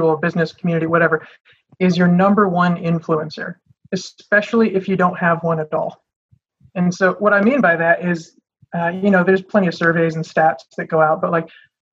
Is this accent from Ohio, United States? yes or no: no; Michigan, United States; I'm born and raised in Michigan